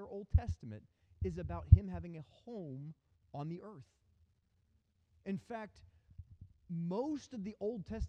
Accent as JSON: {"language": "English", "country": "United States", "also_born_or_lived": "South Africa", "said": "as an American"}